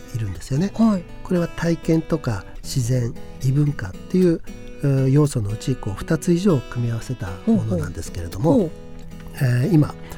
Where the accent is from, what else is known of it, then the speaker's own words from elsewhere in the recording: Hakodate, Hokkaido, Japan; 私はあの函館出身